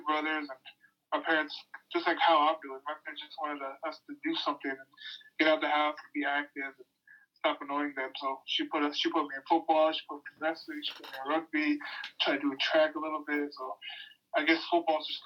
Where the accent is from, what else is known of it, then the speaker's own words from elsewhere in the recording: Utah, United States; moved away as an adult; also born or lived in Hawaii; I was born and raised in Utah